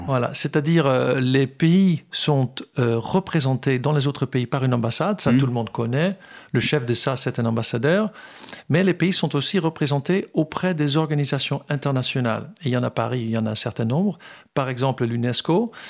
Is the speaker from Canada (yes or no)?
no; Netherlands; also born or lived in Fontenay-aux-Roses, France; now in France; je suis néerlandais